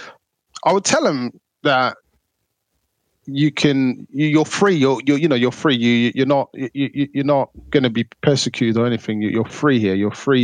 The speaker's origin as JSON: {"language": "English", "country": "Somalia", "second_language": "English", "said": "Like when I came from Somalia, because my mum, she's from the Ethiopia side, a place called Gondar."}